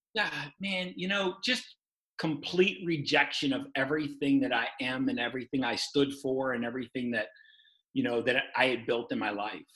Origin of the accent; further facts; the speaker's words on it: Baltimore, Maryland, United States; moved away as an adult; also born or lived in Oregon; now in St. Louis, United States; I'm from Maryland, Baltimore, Maryland